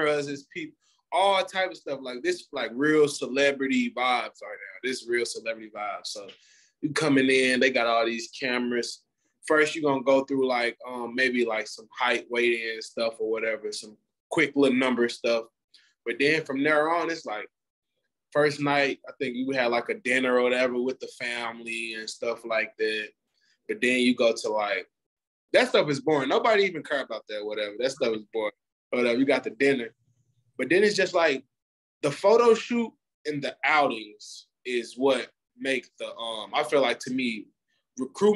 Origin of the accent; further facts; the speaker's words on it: Missouri, United States; I'm from Missouri. Like, I'm from Missouri